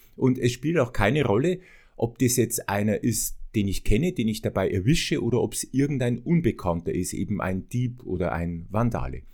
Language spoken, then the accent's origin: German; Bavaria, Germany; ich komme ja aus Bayern